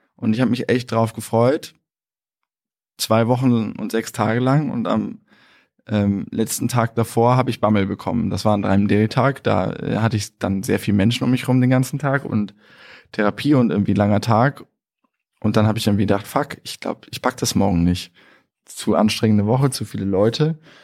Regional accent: Germany; wir Deutschen

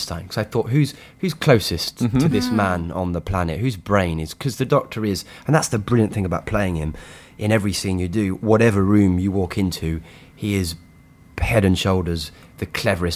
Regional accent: United Kingdom; as a British person

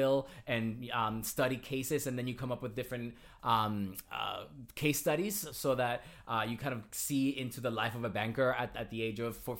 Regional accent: Toa Alta, Puerto Rico; moved away; also born or lived in Carolina, Puerto Rico / Caguas, Puerto Rico / Yonkers, New York; I was born and raised in Puerto Rico

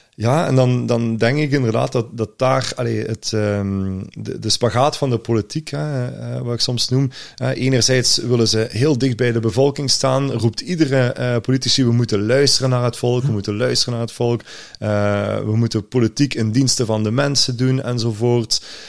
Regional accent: Limburg, Flanders, Belgium; als Limburger

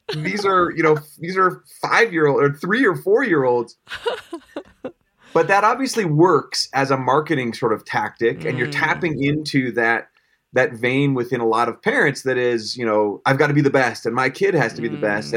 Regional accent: Colorado, United States; born and raised in Colorado

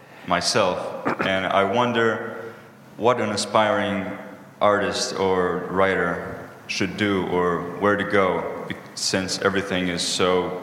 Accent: Rio de Janeiro, Brazil; I'm from Rio, Brazil.

